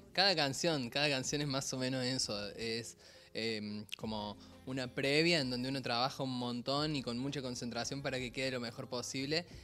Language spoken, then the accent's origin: Spanish; Córdoba, Argentina; soy cordobés